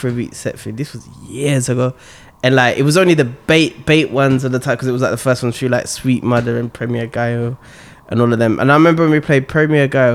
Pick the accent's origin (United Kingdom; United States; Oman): United Kingdom; Birmingham, West Midlands; moved away as an adult; also born or lived in London / Hertfordshire; I'm originally from London, but I moved when I was a kid. And then I moved to Birmingham